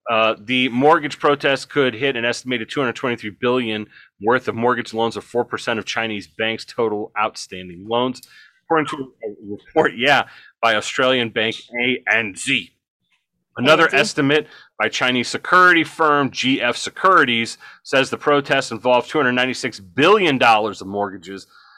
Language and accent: English; Ireland; Bungalow, not bungalow, bungalow. I'm Irish, so I can say that.